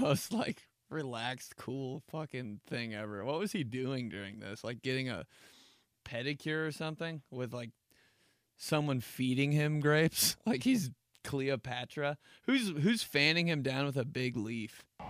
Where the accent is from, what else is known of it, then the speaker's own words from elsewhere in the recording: Indianapolis, Indiana, United States; I was raised in Indianapolis